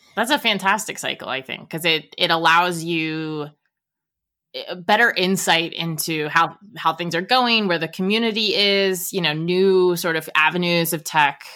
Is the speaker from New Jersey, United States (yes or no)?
no; Northern Virginia, United States; I grew up in Nova and the two beaches, it's Ocean City, Maryland and Virginia Beach